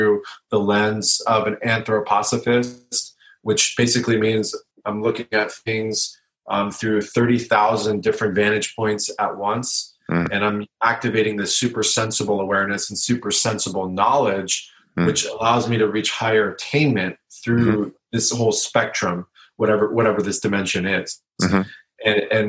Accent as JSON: {"language": "English", "town": "La Jolla", "region": "California", "country": "United States", "tie": "born or raised there", "said": "I grew up in La Jolla. I went to La Jolla High School."}